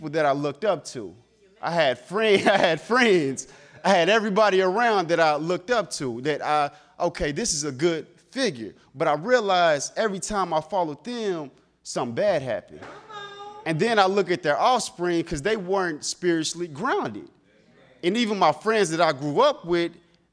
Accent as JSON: {"language": "English", "region": "the South", "country": "United States", "said": "I'm from the South"}